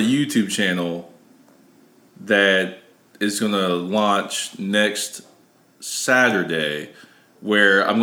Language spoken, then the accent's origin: English; Ohio, United States; moved away; I'm from Ohio